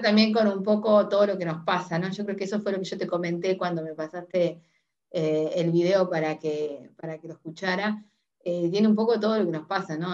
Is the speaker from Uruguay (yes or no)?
yes; Uruguay; soy uruguaya